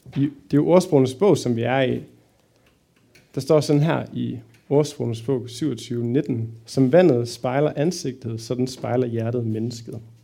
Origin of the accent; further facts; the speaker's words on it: Fredericia, Southern Denmark, Denmark; now in Aarhus, Denmark; Bor i Aarhus, kommer egentlig fra Fredericia